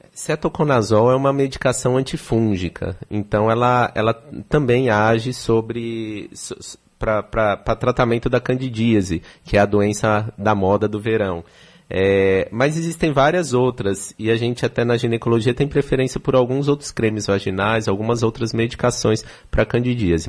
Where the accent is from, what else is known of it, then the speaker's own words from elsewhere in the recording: São Paulo, Brazil; moved away as an adult; now in Salvador, Brazil; Eu sou de São Paulo, estou há três anos aqui em Salvador